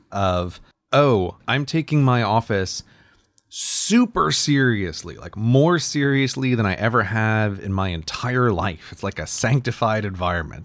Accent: United States; now in United Kingdom; I'm American

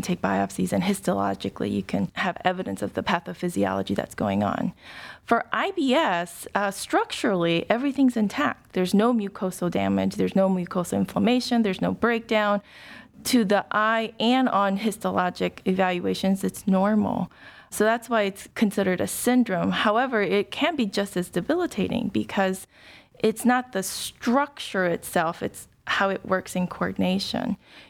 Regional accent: Ohio, United States; Well, I grew up in a small suburb of Dayton. Did most of my entire education there from probably K through college.

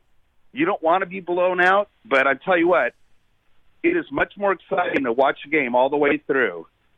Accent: New York, United States; moved away; I was born in New York

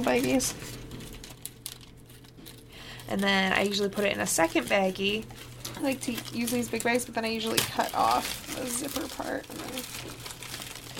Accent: United States; as an American

